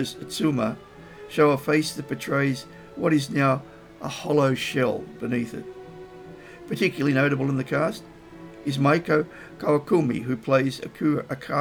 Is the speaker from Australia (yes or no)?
yes; Australia; As an Australian